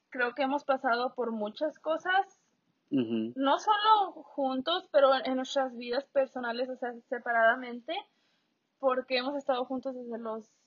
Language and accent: Spanish; Mexico; para los que no nos conocen, nosotros somos mexicanos.